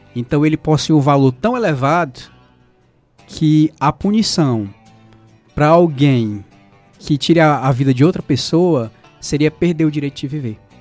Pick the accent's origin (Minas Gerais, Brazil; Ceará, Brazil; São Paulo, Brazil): Ceará, Brazil; Nova Russas; now in Sobral, Brazil; eu sou natural aqui de Nova Russas, mas atualmente moro em Sobral